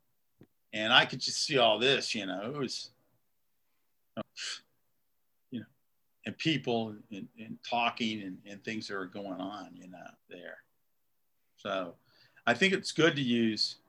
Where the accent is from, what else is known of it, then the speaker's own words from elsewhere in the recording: Malden, United States; growing up in Malden